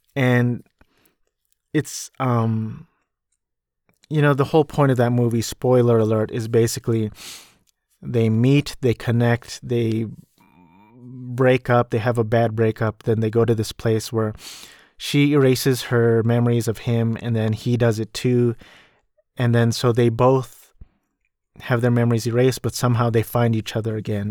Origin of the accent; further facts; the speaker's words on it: Orange County, California, United States; also born or lived in New Jersey; I grew up in California and I've been Cal-, in California ever since I was two